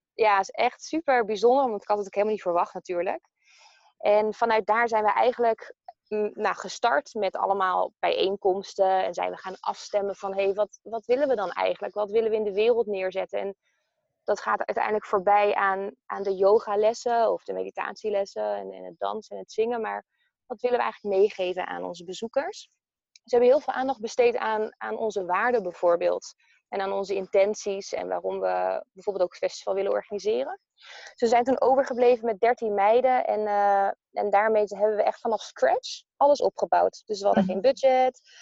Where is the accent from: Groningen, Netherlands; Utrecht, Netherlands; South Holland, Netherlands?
Utrecht, Netherlands; Amersfoort; ik kom uit Amersfoort